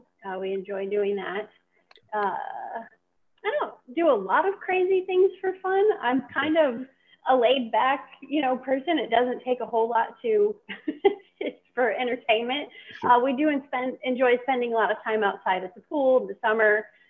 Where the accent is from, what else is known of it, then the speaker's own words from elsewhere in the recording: Ohio, United States; We were Northwest Ohio, a little bit outside of the Toledo area, so very close to the Ohio-Michigan borde